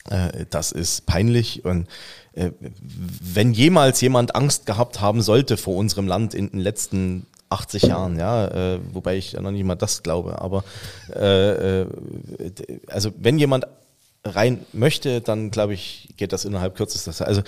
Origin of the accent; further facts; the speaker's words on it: eastern Germany, Germany; Wir kommen ähm, beide aus dem Osten.